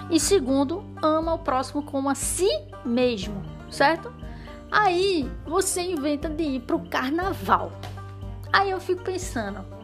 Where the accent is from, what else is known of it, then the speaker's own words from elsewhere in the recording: Northeast Region, Brazil; eu sou nordestina, então é manhinha.